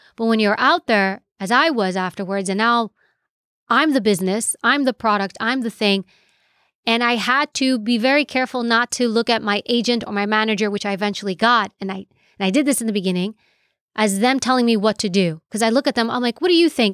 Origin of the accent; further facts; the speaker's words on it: New York City, New York, United States; first language Greek; English is a second language; I grew up in New York City, and my parents were immigrated here from Europe, from Greece